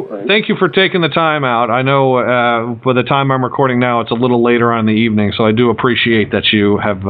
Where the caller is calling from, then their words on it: Tennessee, United States; I'm calling from Tennessee. He's 7 hours ahead of me.